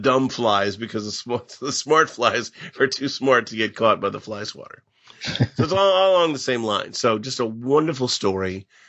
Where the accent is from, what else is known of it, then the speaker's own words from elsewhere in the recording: Pekin, Illinois, United States; because I come from Pekin, and so did Willis Cooper.